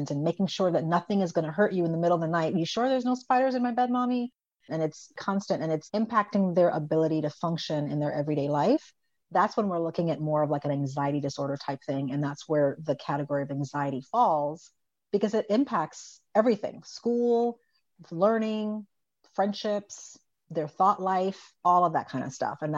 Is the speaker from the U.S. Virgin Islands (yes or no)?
yes; U.S. Virgin Islands; And I grew up on an island. So I grew up in the Virgin Islands and we're surrounded by water